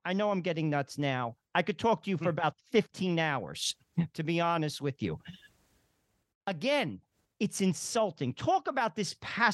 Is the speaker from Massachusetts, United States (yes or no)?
no; New Jersey, United States; I'm from New Jersey